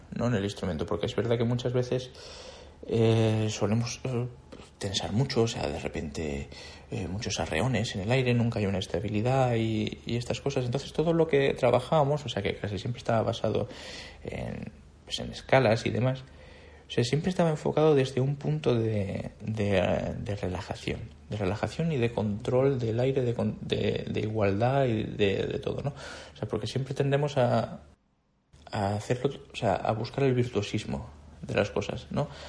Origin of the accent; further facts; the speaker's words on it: Andalusia, Spain; moved away as an adult; also born or lived in Madrid; de no haber salido de mi pueblo